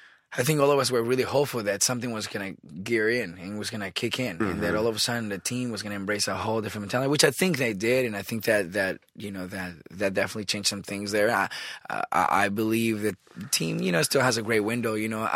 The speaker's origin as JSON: {"language": "English", "region": "California", "country": "United States", "said": "so I'm also a Raiders fan, you know, because I'm from California"}